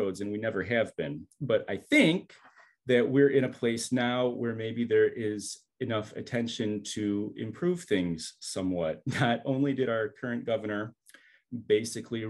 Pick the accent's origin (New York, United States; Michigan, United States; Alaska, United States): Michigan, United States; Southfield; I grew up in Southfield in the late 80s, early 90s